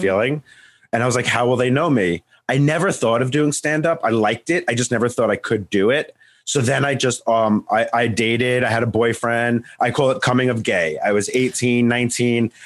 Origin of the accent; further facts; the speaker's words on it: Long Island, New York, United States; I'm from New York, Long Island